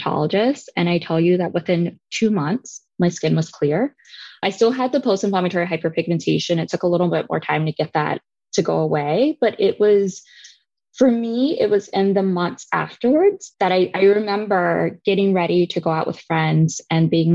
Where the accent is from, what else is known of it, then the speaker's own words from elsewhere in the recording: Birmingham, Alabama, United States; I grew up in Birmingham, Alabama.